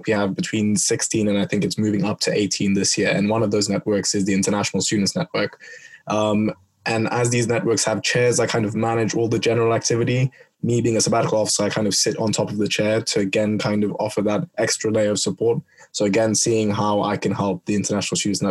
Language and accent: English; Kenya; moved away as an adult; now in Bristol, United Kingdom; where I'm from, I'm Kenyan